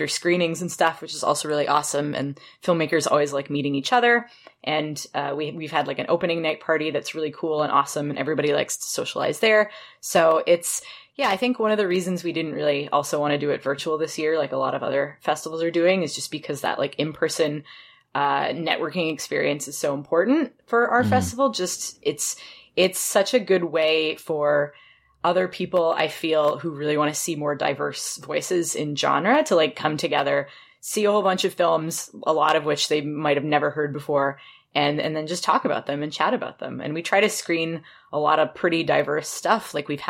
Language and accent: English; Toronto, Ontario, Canada; I'm from Toronto